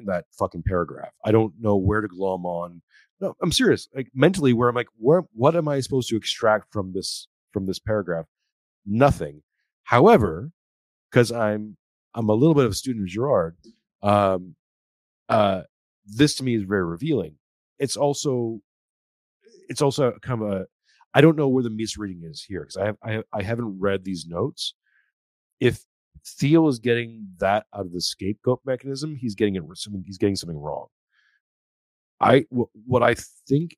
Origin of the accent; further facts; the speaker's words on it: Canada; now in Australia; I'm a Canadian who's living in Australia